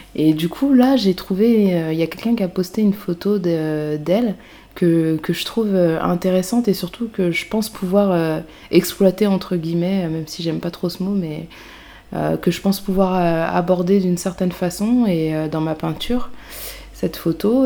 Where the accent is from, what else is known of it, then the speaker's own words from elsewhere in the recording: a small town in Yvelines, Île-de-France, France; now in Paris, France; je venais d'une petite ville des Yvelines